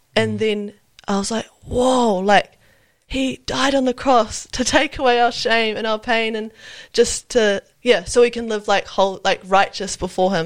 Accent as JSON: {"language": "English", "region": "Wellington", "country": "New Zealand", "also_born_or_lived": "Auckland", "moved": "yes", "lives_now": "Nelson, New Zealand", "said": "I'm from Wellington. Uh, I was born in Auckland, but I, yeah, from Wellington and currently living in Nelson"}